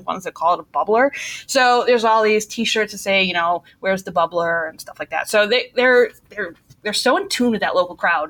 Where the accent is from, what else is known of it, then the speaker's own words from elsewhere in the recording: Milwaukee, Wisconsin, United States; accent: Milwaukee; I'm from Milwaukee, Wisconsin